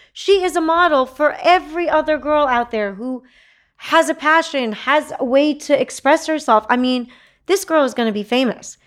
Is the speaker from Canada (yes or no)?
no; Texas, United States; I'm a Texan.